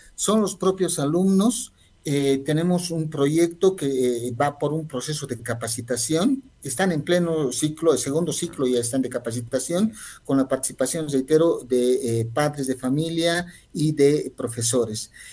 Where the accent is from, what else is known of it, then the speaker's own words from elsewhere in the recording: Bolivia; reconocernos como bolivianos y bolivianos